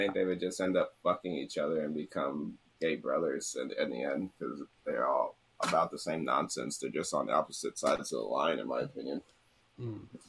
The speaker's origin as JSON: {"language": "English", "town": "Atlanta", "region": "Georgia", "country": "United States", "said": "That makes sense. I'm from Atlanta."}